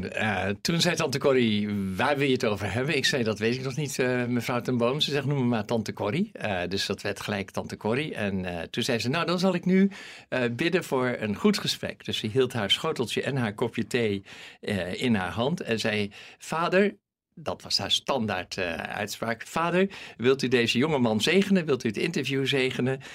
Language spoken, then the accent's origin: Dutch; Netherlands; accent: Hollands; mijn Hollandse accent